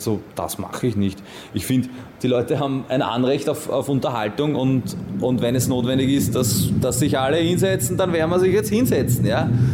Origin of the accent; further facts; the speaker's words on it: Vienna, Austria; ich bin in Wien-Simmering aufgewachsen